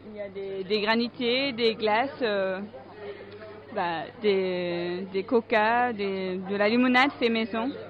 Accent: Lyon, Auvergne-Rhône-Alpes, France; je viens de Lyon

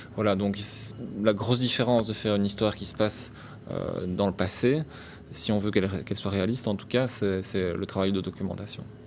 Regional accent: Brussels, Brussels-Capital Region, Belgium; comme je suis bruxellois

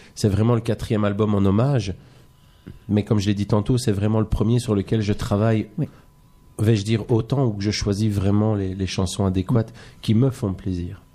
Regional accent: Belgium; je suis belge

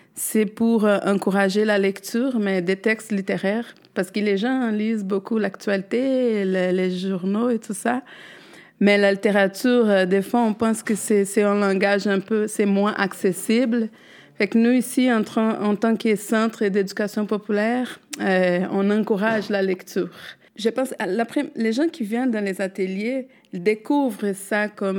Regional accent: Brazil; French is a second language; moved away; moi, je parle le portugais, je suis brésilienne.

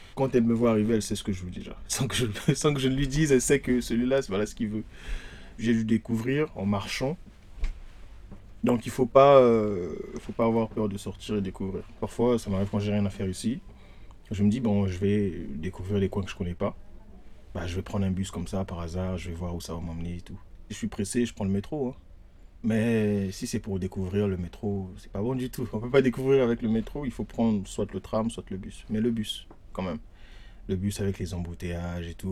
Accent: Brazzaville, Republic of the Congo; moved away as an adult; now in Paris, France; Je suis congolais de Brazzaville

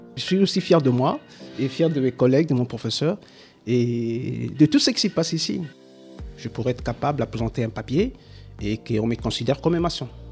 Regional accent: Kinshasa, DR Congo; moved away as an adult; now in Brussels, Belgium; Moi, je suis du Congo, RDC, Kinshasa. Et ici, ça fait 20 ans que je suis ici.

